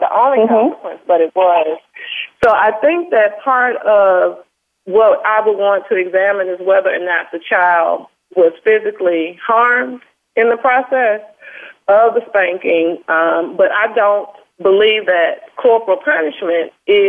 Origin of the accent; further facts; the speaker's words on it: Mobile, Alabama, United States; I'm from Mobile, Alabama. And I can tell you that at 50 years of age